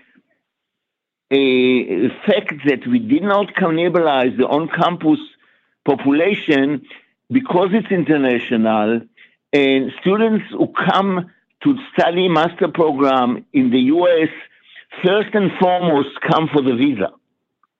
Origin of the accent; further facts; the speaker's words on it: Israel; moved away as an adult; also born or lived in New York, United States; now in Atlanta, United States; I was born in Israel, and I lived my first 25 years in Israel.